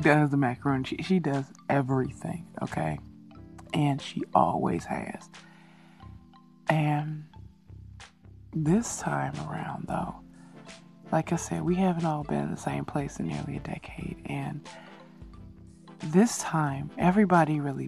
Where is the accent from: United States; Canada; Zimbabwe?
United States; Chicago, Illinois; moved away as an adult; now in Korea; from Chicago, my hometown